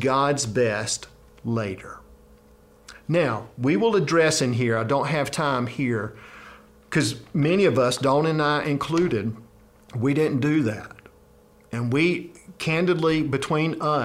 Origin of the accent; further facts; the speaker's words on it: South Georgia, United States; I grew up in South Georgia